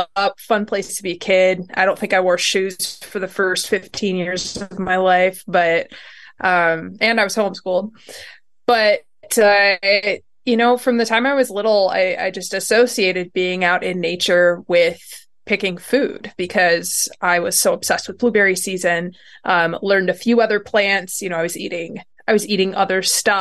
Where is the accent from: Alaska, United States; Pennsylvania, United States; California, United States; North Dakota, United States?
Pennsylvania, United States; Northeastern; I grew up in Pennsylvania